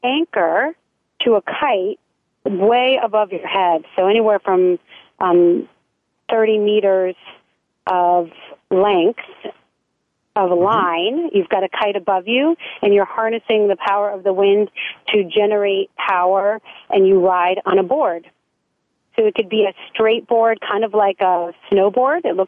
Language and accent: English; New England, United States; moved away as an adult; also born or lived in Maine / Arizona / California; I grew up very close with my family. We're from New England